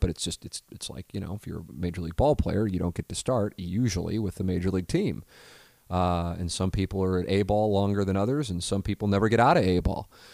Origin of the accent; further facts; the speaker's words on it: St. Louis, Missouri, United States; also born or lived in Columbia, Missouri / Little Rock, Arkansas; to have worked nearly two decades in my hometown